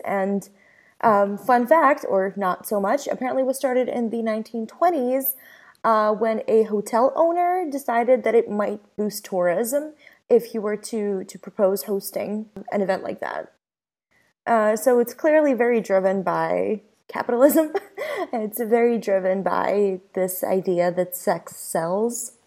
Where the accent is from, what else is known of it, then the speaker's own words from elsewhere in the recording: Ukraine; moved away; my experience growing up in Ukraine